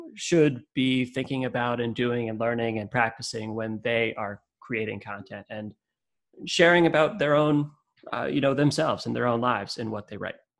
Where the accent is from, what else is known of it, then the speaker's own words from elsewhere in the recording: Connecticut, United States; moved away as an adult; also born or lived in California / upstate New York / Vermont / Massachusetts; I lived I live in Connecticut. I grew up in Connecticut, but I've lived in different places in the world in California and upstate New York Vermont and Massachusetts, and even overseas.